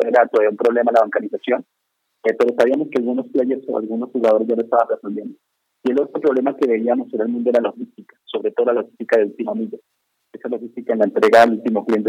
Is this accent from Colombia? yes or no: yes; Colombia; moved away as an adult; now in Mexico; yo soy colombiano, llegué a México hace unos 10 años